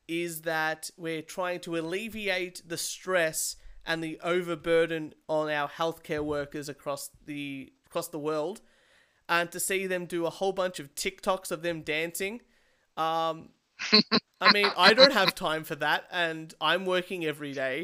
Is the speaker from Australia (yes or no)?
yes; Australia; as an Australian